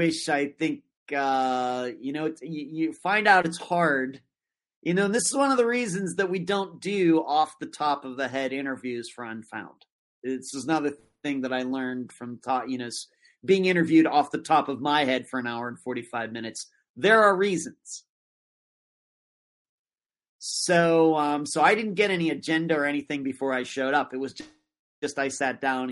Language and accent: English; Leechburg, Pennsylvania, United States; now in Florida, United States; only about 20 minutes from where I grew up in Leechburg